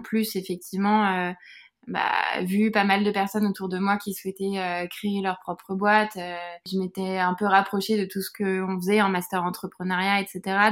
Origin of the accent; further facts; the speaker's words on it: Buc, Île-de-France, France; j'ai grandi dans les, dans les Yvelines et plus précisément à Buc